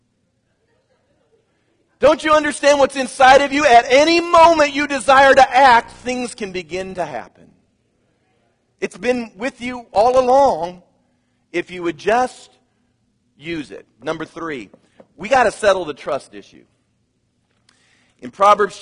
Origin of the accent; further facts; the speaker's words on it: Kansas, United States; moved away; I come from Kansas.